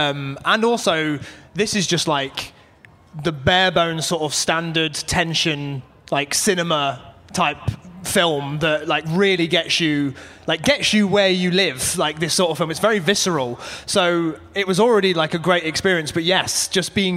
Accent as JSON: {"language": "English", "town": "Nottingham", "region": "East Midlands", "country": "United Kingdom", "moved": "yes", "said": "I'm from Nottingham originally"}